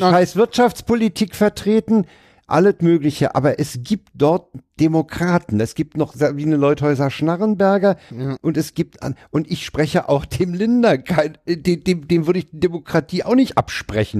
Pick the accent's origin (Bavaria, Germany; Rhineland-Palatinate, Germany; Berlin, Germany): Berlin, Germany; Als Westberliner